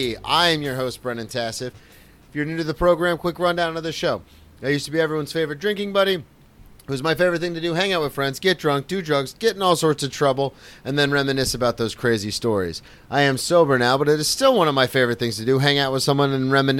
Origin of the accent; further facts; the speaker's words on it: Daytona Beach, Florida, United States; growing up in Daytona